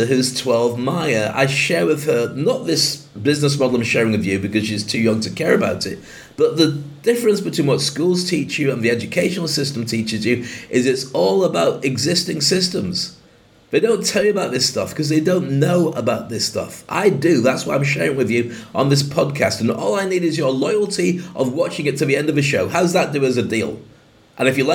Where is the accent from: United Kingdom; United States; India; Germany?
United Kingdom; moved away as an adult; now in Dubai, United Arab Emirates; I'm proud of being a Brit, I love the UK